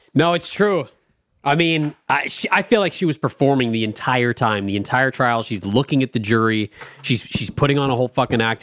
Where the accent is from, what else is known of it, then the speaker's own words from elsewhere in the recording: Los Angeles, California, United States; growing up in L